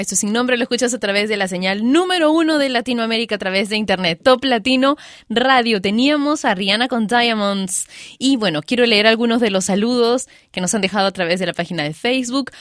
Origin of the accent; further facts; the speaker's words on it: Peru; yo soy peruana y vivo en Perú